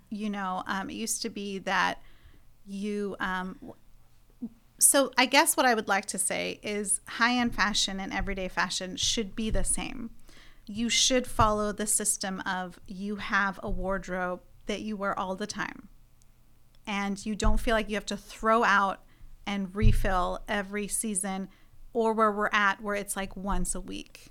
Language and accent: English; Iran; now in United States; I come from Iran